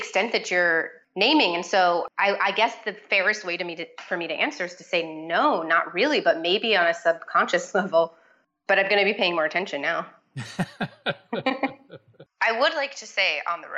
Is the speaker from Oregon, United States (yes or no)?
no; Florida, United States; I grew up in Florida